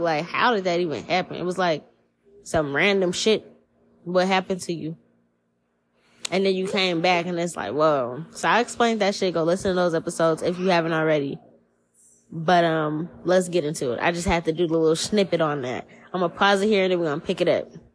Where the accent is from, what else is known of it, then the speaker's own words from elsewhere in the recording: New Orleans, Louisiana, United States; now in Seattle, United States; I'm from New Orleans. This shit is not it's nothing new where where I'm from. We grow up superstitious.